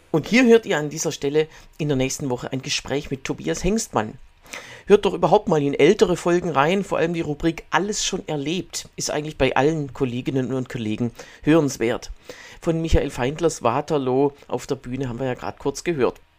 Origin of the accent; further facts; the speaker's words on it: Swabia, Baden-Württemberg, Germany; accent: Swabian; now in Berlin, Germany; Ich bin noch nicht, muss ich zugeben, noch nicht ins Schwäbische verfallen